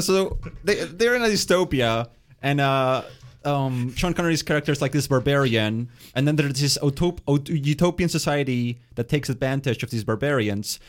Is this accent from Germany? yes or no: no; Winnipeg, Manitoba, Canada; also born or lived in Argentina; growing up in Winnipeg, you know, uh, lots of, uh, immigrant families coming, my, myself included